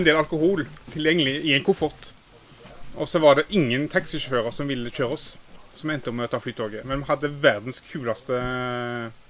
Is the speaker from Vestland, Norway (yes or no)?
no; Haugesund, Rogaland, Norway; jeg er jo fra Haugesund